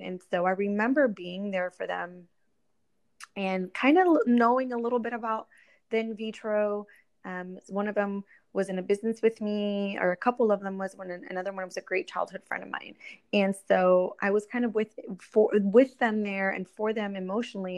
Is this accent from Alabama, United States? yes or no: no; Orlando, Florida, United States; moved away as an adult; also born or lived in Puerto Rico; now in Miami, United States; I am originally from Puerto Rico uh, raised in uh, Orlando, Florida. That's kind of where I spent uh, my childhood and all the way up until college.